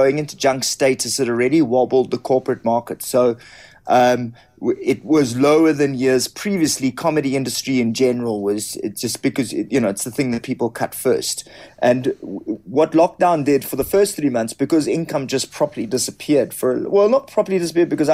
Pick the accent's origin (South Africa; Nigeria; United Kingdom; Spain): South Africa; as a white South African, as a middle-class South African, as a South African